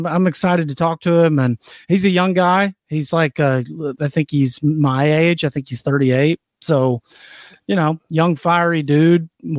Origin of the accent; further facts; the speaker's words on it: North Alabama, United States; I have a college football team in my hometown.